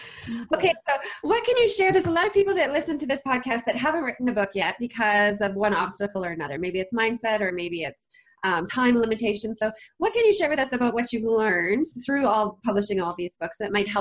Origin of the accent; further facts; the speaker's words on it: Canada; because I'm Canadian